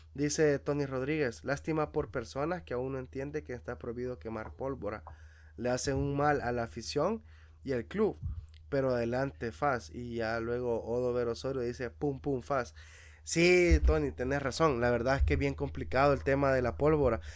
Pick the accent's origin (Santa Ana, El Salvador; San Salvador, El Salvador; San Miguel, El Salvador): Santa Ana, El Salvador; Metapán; nosotros seamos nacidos y criados allá en Metapán